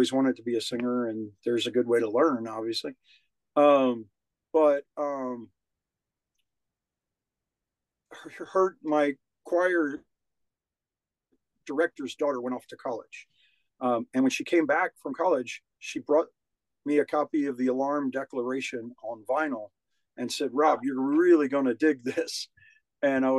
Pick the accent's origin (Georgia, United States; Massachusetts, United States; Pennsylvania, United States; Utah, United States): Georgia, United States; Savannah; moved away as an adult; also born or lived in Nashville, Tennessee / Atlanta, Georgia; I grew up in Savannah, Georgia